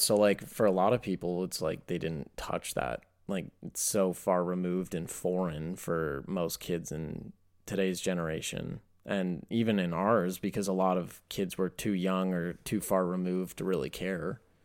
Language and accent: English; East Coast, United States; I grew up in the East Coast.